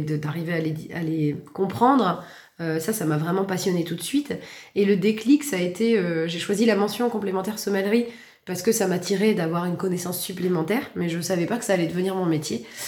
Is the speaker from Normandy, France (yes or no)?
yes; Valognes, Normandy, France; moved away as an adult; also born or lived in Paris / London; je suis originaire du Cotentin, née à Valognes, partie pendant plus de 10 ans à l'étranger comme sommelière dans les restaurants et puis je suis revenue